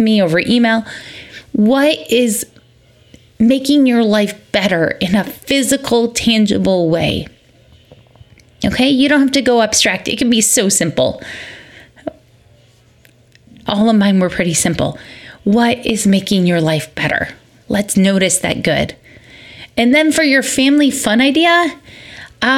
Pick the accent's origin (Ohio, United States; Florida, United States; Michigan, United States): Michigan, United States; moved away; also born or lived in Georgia; I recognize from growing up in Michigan